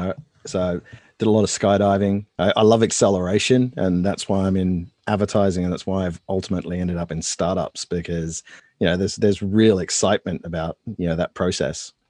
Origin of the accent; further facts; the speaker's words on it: Australia; moved away as an adult; now in United States; I'm Australian